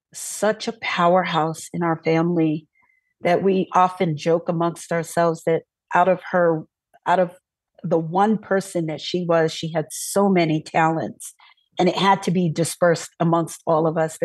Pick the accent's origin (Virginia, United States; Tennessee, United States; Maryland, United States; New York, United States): New York, United States; New York City; now in Alaska, United States; I was born and raised in Brooklyn to immigrant parents. My parents are native to Panama, and they both immigrated here at different times.